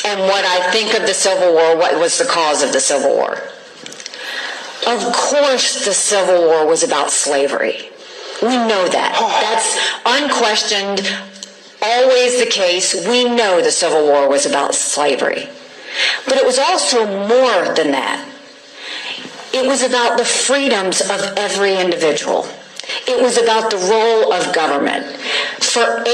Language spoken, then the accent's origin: English; the American South, United States; as a Southerner.